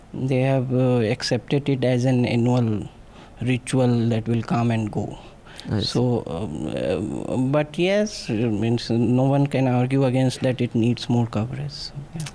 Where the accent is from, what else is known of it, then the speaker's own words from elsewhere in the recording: Bihar, India; when I was growing up in Bihar.